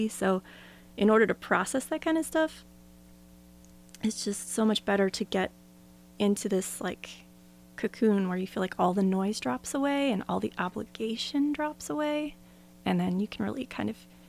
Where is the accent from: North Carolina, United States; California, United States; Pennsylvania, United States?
Pennsylvania, United States; Philadelphia; moved away as an adult; now in Portland, United States; when I was a kid growing up outside of Philadelphia